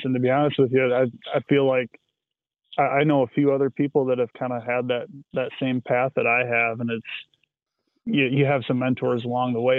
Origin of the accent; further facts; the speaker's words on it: West Michigan, United States; I'm from West Michigan, kind of between Grand Rapids and Holland